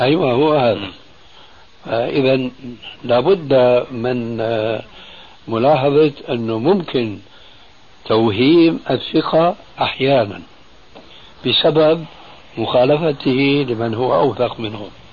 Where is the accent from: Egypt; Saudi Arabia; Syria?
Syria; عندنا في سوريا